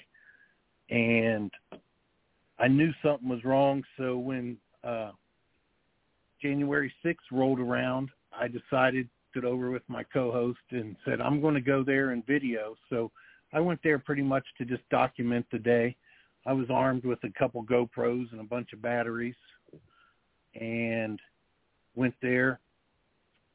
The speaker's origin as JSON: {"language": "English", "town": "Dayton", "region": "Ohio", "country": "United States", "tie": "born or raised there", "said": "I'm born and raised in Dayton, Ohio. Lived here all my life"}